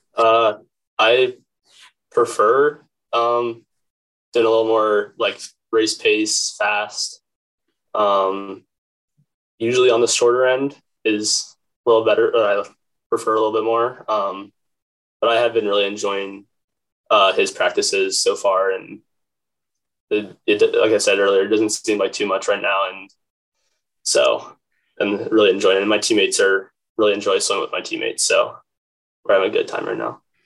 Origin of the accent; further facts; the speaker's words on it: Crozet, Virginia, United States; I'm from Crozet, Virginia, which is about 20 minutes outside of Charlottesville